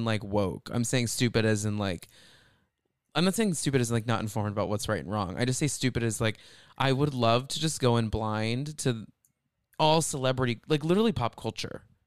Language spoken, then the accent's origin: English; outside of Dallas, Texas, United States; I grew up outside of Dallas